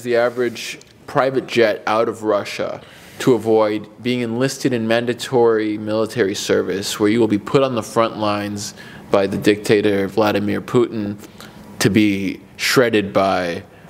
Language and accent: English; Mexico City, Mexico; born there; I was born in Mexico City, and I'm proud of this.